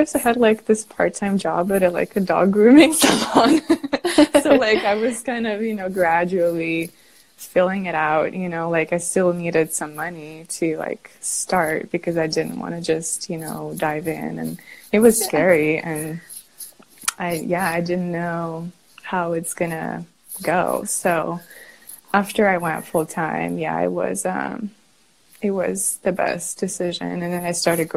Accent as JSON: {"language": "English", "country": "Russia", "moved": "yes", "lives_now": "San Francisco, United States", "said": "I currently live in San Francisco, California. And I originally, I'm from Russia and from like a really, really tiny town in the middle of nowhere."}